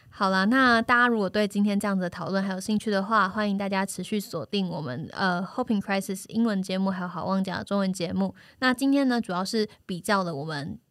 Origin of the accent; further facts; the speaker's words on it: Taiwan; 我是台湾人